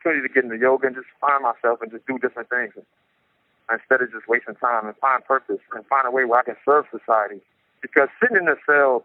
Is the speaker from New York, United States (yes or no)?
yes; New York City, New York, United States; now in San Quentin, United States; I grew up in Brownsville, Brooklyn, New York